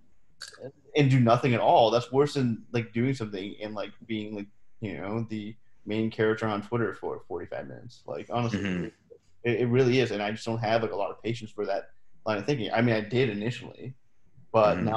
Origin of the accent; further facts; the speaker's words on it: Canada; my experiences as a brown person growing up in Canada